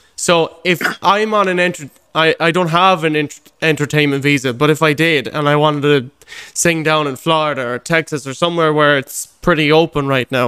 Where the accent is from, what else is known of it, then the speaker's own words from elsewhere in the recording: Moycullen, Connacht, Ireland; also born or lived in United States / Boston; Oh, I was born there. And oh, I grew up in Mycullen then since I was about 5 years old.